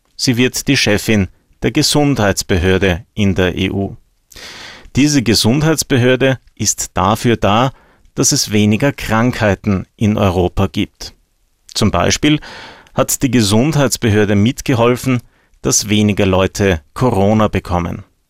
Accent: Austria; bei uns in Österreich

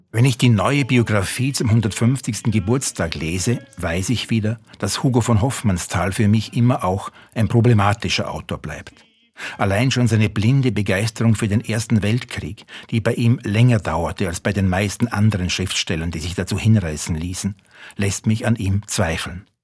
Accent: Salzburg, Austria; born there; Als gebürtiger Salzburger bin ich ihm natürlich auch nicht entkommen.

